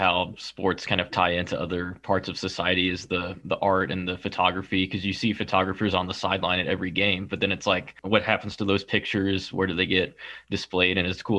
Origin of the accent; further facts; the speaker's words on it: Kansas City, United States; I grew up in Kansas City, and that's a small town too compared to some other ones